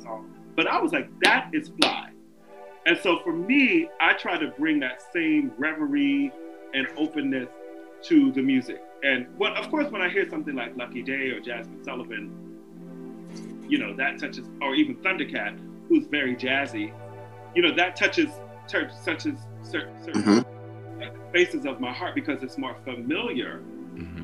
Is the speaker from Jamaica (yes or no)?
yes; Jamaica; I'm Jamaican